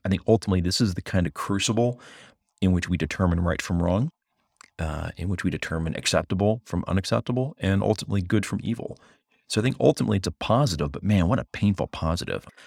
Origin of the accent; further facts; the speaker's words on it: United States; first and foremost as an American